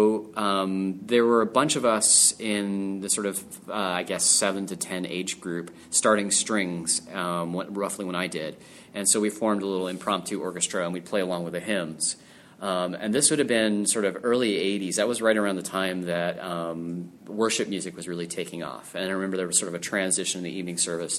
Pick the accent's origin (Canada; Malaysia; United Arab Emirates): Canada; Calgary, Alberta; I am from Calgary, Alberta, in Canada